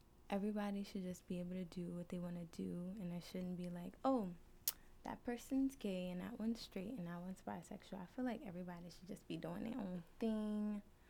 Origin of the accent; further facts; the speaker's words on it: Haiti; I'm Haitian